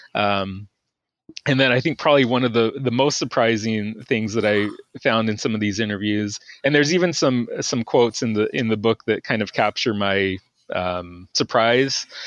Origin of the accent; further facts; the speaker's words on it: Texas, United States; moved away as an adult; also born or lived in Georgia; I'm originally from Texas